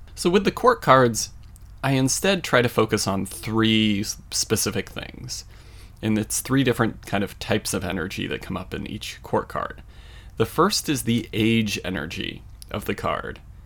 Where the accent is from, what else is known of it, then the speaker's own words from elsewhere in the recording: Colorado, United States; my hometown in Colorado